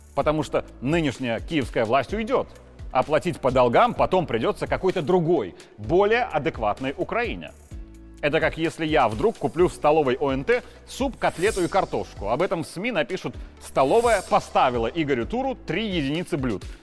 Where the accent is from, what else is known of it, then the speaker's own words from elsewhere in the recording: Belarus; мы, белорусы